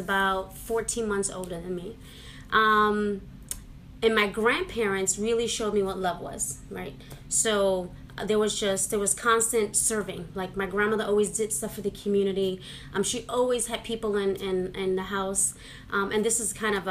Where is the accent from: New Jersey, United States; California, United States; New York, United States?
New York, United States; New York City; moved away; I grew up in New York City. Spanish Harlem